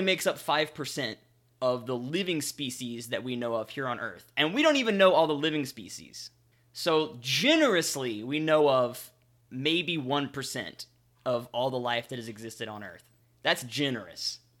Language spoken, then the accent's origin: English; the South, United States; I'm from the South.